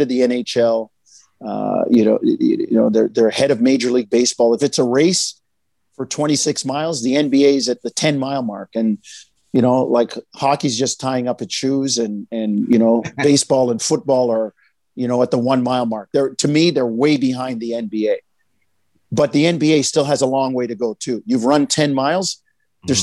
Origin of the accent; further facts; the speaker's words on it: Jamaica; we're Jamaican.